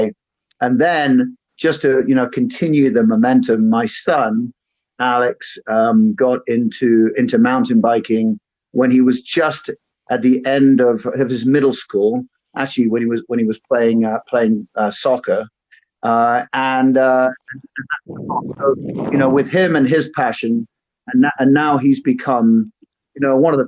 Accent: United Kingdom; moved away as an adult; now in United States; I'm also a Brit. I've lived over here in the US for 20 years at this point.

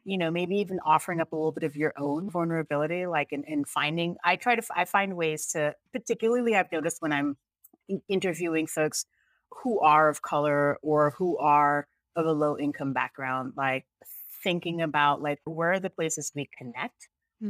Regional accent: United States; also born or lived in Jamaica; I'm actually Jamaican, but I grew up here, so I'm also American

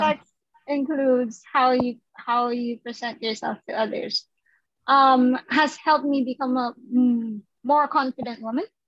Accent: Philippines; us as Filipino people

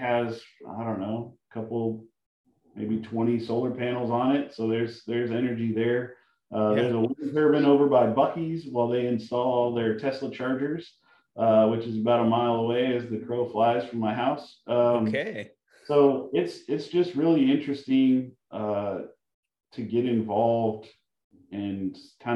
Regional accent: Colorado, United States; moved away as an adult; I grew up in Colorado, and, you know, when we chose to leave Colorado

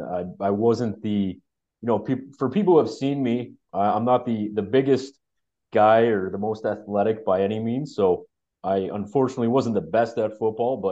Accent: Waterloo, Ontario, Canada; also born or lived in Newmarket; I grew up in Waterloo for basically all my life

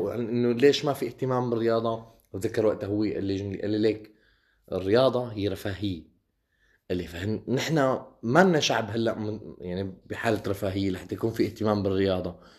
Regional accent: Syria; عندنا بسوريا

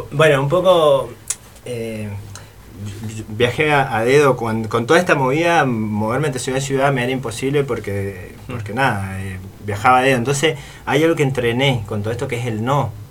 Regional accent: Mendoza, Argentina; moved away; also born or lived in Buenos Aires; soy de Mendoza

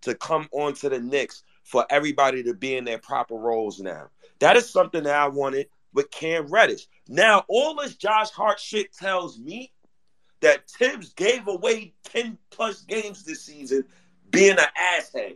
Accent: Ghana; I'm Ghanaian

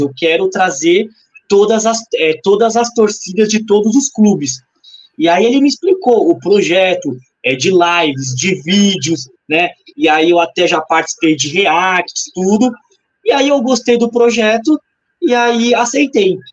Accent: São Paulo, Brazil; eu também sou de São Paulo, moro em Guaianazes

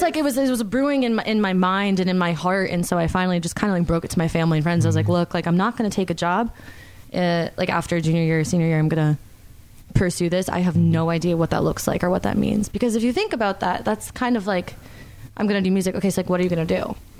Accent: Stamford, Connecticut, United States; moved away as an adult; now in Charlotte, United States; I'm from Connecticut. That's where I grew up. Was in Stamford, Connecticut.

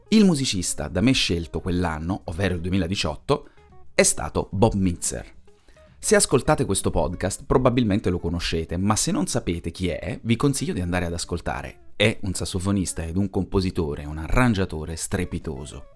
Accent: Italy; now in Belgium; La mia terra d'origine, l'Italia

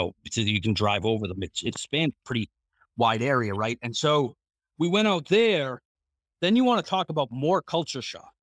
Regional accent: Boston, Massachusetts, United States; moved away as an adult; growing up in the Boston area

